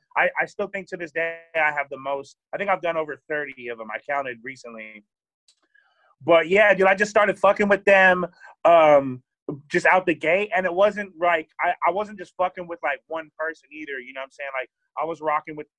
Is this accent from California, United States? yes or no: yes; Sacramento, California, United States; I'm from Sacramento. I was living in Sacramento